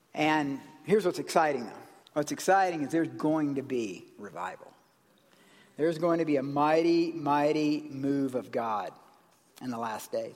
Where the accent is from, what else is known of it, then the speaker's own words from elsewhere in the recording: South Carolina, United States; in the South, where I grew up in South Carolina, near my granddaddy's ranch